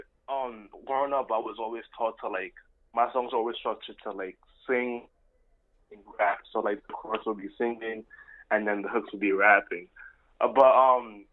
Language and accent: English; New York City, New York, United States; I'm based out of NYC, born and raised the boogie down Bronx